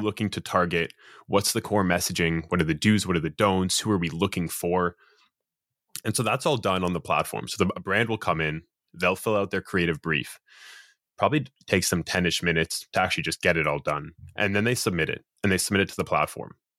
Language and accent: English; Toronto, Ontario, Canada; born and raised in Toronto, Canada.